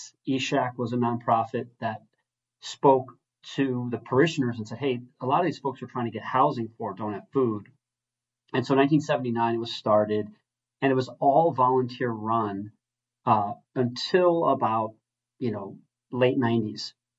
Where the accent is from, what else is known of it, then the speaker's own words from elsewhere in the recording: Milwaukee, Wisconsin, United States; I'm fourth of nine children. I was raised on Milwaukee's East Side